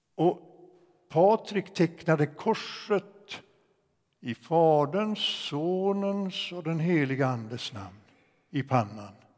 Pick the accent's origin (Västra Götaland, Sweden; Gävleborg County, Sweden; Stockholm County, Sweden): Gävleborg County, Sweden; Ockelbo; moved away as an adult; also born or lived in Sollentuna; sen jag hade sjungit den hemma i Ockelby, Missionskyrkan